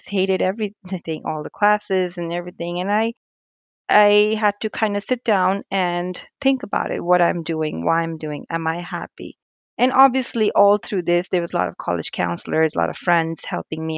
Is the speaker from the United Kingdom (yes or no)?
no; India; moved away as an adult; now in United States; I was raised in India. I moved to United States at the age of 18